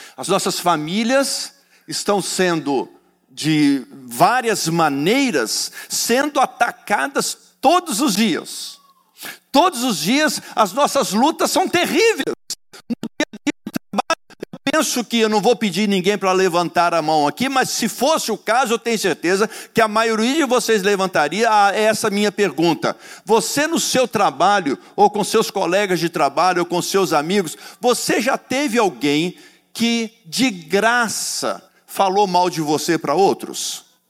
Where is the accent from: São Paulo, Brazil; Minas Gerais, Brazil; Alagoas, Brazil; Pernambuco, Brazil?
Minas Gerais, Brazil; accent: mineirês; eu sou mineiro do pé rachado